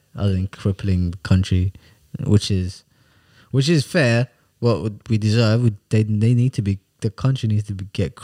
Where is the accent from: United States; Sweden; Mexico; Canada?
Sweden; moved away; I said, Sweden. Obviously, I am from Sweden